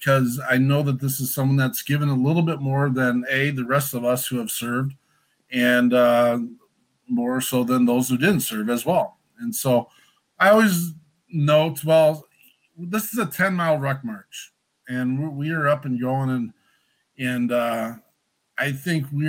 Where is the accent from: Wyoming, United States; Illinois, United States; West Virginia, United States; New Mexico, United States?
Wyoming, United States; I'm a gringo from Wyoming